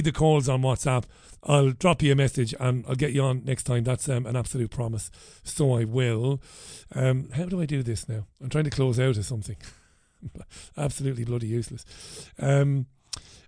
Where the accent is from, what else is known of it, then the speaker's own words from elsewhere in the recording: Ireland; moved away; I'm an Irish Republican, and I'm proud of my country and the people who came before us.